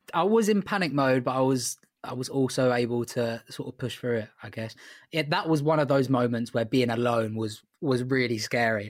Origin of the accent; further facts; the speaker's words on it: England, United Kingdom; I'm English